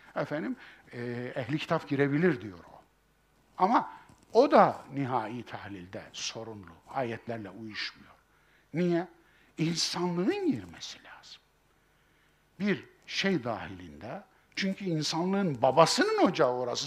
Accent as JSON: {"language": "Turkish", "region": "Kayseri Province", "country": "Turkey", "said": "bizim Kayseri İpek yolunun üzerindedir"}